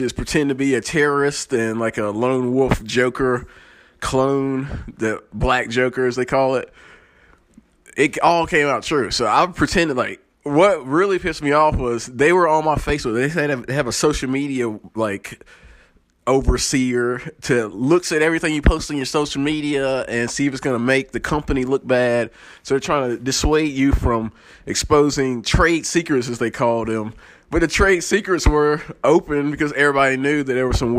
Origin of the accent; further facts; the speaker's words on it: the South, United States; I come from the South, and we're country, we're Christian, we're anti-government